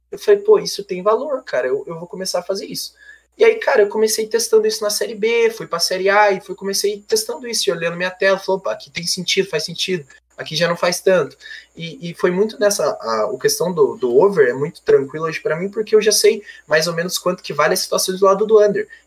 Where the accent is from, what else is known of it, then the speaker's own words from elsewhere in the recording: Rebouças, Paraná, Brazil; Não, não, eu sou do, sou do Paraná, mano, mais precisamente é, Rebouças, que é do lado de Irati